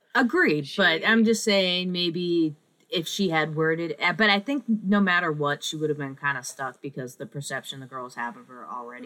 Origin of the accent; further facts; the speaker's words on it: New England, United States; I'm from New England, and like it's just part of you can't escape you like sports culture here